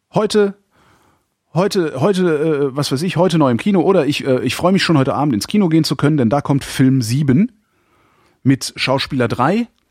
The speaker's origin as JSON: {"language": "German", "town": "Cologne", "region": "North Rhine-Westphalia", "country": "Germany", "said": "ich lege gesteigerten Wert darauf, kein Berliner zu sein, ich bin Kölner"}